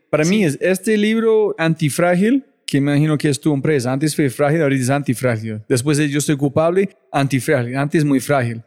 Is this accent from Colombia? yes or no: no; United States; moved away; yo ser gringo